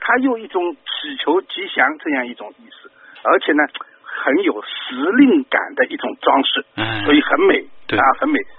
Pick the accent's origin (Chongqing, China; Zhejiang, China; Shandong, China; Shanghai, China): Shanghai, China; 因为整个一个冬天过了，人呢都是都是阿拉上海人讲补了屋里向，